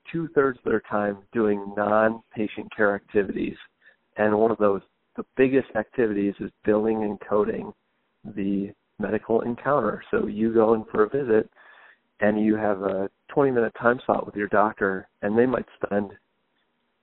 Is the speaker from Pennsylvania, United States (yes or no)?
no; Grosse Pointe, Michigan, United States; also born or lived in Detroit; I was born here, and I grew up in Grosse Pointe, so I've always been in and around the city